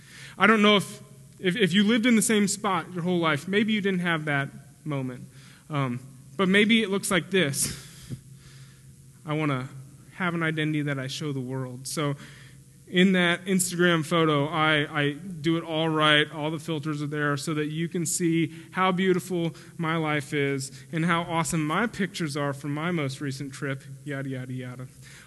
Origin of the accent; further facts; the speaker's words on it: Spring, Texas, United States; also born or lived in St. Louis, Missouri / Pennsylvania / Oklahoma; And then when I was 3, we moved to Pennsylvania. And then 4 and a half, we moved to Oklahoma. And then 6th or 7th grade, we moved to Spring, Texas.